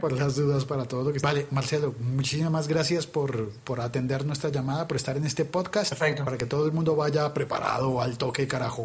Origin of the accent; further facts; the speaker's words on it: Bogotá, Colombia; en Bogotá pues tenemos a Santa Fe y Millonarios